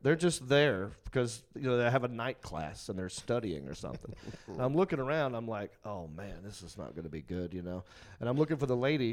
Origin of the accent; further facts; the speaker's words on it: Hickory, North Carolina, United States; I'm from Hickory.